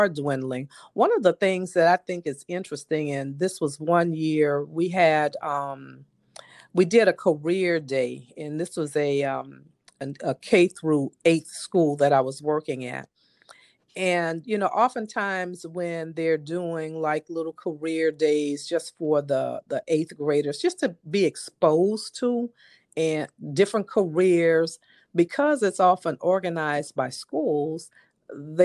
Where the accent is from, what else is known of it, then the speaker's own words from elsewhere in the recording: New Orleans, Louisiana, United States; I grew up here in New Orleans, of course, and, you know, I went away to school and came back home.